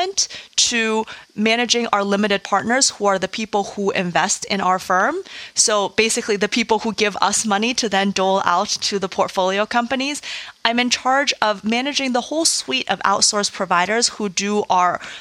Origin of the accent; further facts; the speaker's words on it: Madison, Wisconsin, United States; I'm originally from Madison, Wisconsin, did a lot of speech and debate in high school